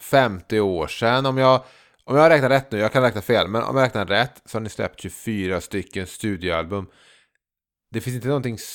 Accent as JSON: {"language": "Swedish", "town": "Trollhättan", "region": "Västra Götaland", "country": "Sweden", "said": "är från Trollhättan som Peter Lemark."}